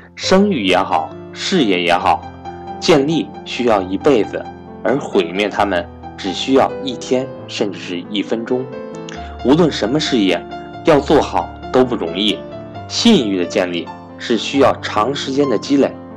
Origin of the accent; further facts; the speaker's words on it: China; 如果我没有出生在中国这个和平崛起的时代